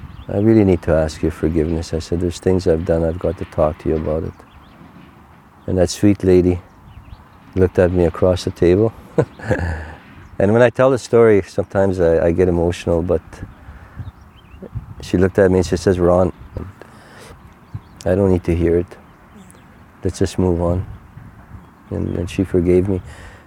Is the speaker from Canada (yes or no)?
yes; Canada; first language Cree; English is a second language; My first language is Cree.